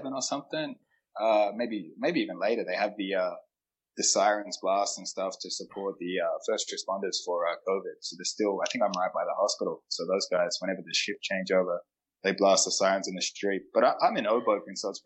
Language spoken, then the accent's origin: English; Adelaide, South Australia, Australia; now in New York, United States; I'm from Adelaide